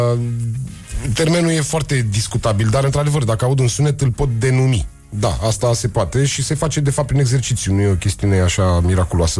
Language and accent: Romanian; Bucharest, Romania; Eu crescând în Berceni. Ah. Eu fiind bucureștean, bercenar de născare